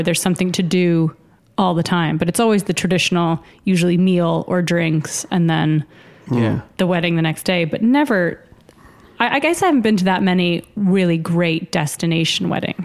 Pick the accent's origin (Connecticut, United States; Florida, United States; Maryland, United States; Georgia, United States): Connecticut, United States; now in Ireland; When I was growing up in Connecticut, we had... a lot of sledding and tobogganing